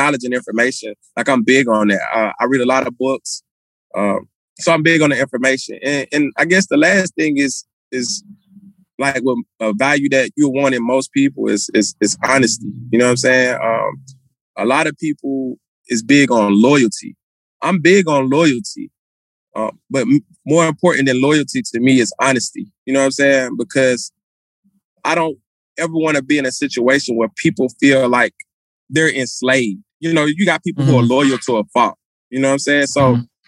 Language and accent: English; Atlanta, Georgia, United States; I'm from Atlanta